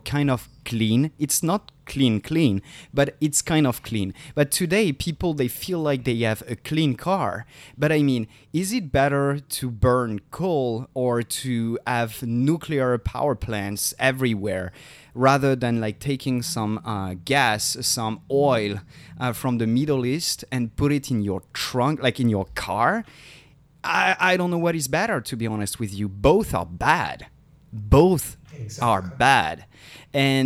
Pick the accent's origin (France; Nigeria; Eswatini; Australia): France; I'm from France